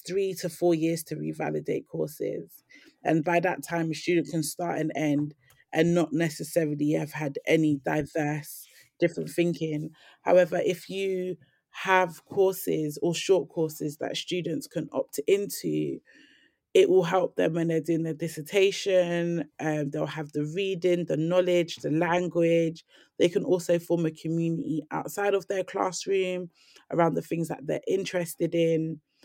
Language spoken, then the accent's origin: English; London, United Kingdom; I grew up in Lambeth Grove, and on my estate, there was, like, a lot of violent incidents